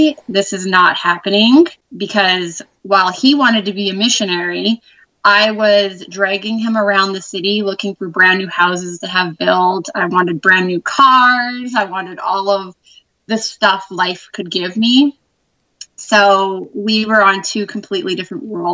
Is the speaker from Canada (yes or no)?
yes; Canada; I am from Canada and I'm actually from the coldest province there is.